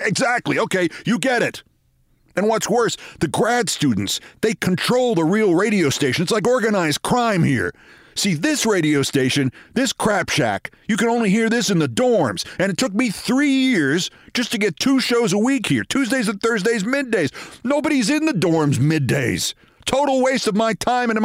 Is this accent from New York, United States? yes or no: yes; Westchester, New York, United States